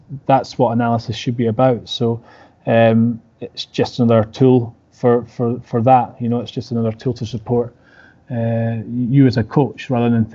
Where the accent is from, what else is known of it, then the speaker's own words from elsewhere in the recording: Scotland, United Kingdom; I know I'm Scottish